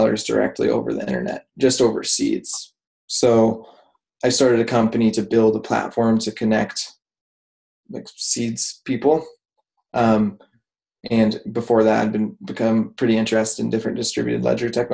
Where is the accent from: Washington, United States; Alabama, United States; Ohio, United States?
Washington, United States; I grew up in Washington State